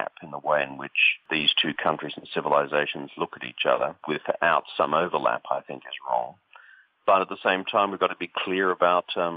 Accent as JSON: {"language": "English", "country": "Australia", "also_born_or_lived": "China", "moved": "as an adult", "lives_now": "United States", "said": "having lived in America now for the last 3 or 4 years and having lived previously in China as a diplomat some decades ago, and also being an Australian"}